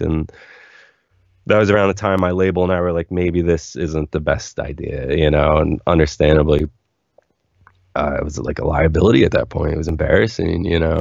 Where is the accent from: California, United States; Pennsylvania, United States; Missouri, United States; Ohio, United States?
Pennsylvania, United States; Philadelphia; now in Los Angeles, United States; growing up in Philly